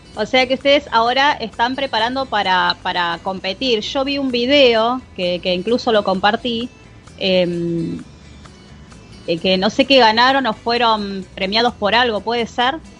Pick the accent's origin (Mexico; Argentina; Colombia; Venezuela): Argentina; nosotros somos muy matero acá los argentinos